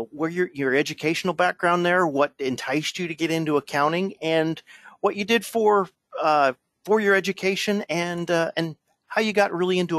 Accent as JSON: {"language": "English", "region": "New Jersey", "country": "United States", "tie": "born there", "said": "I was, my father bounced around, and I bounced around in the Air Force, and I was born in New Jersey, of all places."}